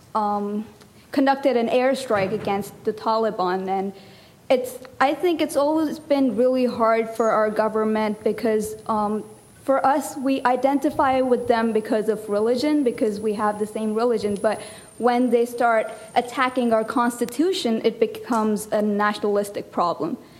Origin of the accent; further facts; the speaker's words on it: Pakistan; moved away as an adult; now in United States; I'm actually from Pakistan, so um, I just recently moved to the United States to um, pursue my college